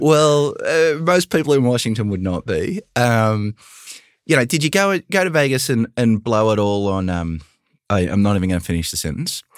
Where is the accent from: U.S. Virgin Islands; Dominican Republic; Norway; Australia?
Australia; now in United States; I grew up in Australia with very little student debt